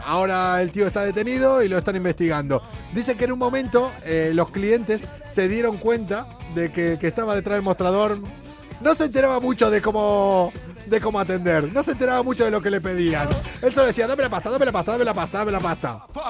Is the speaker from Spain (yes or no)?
no; Argentina; moved away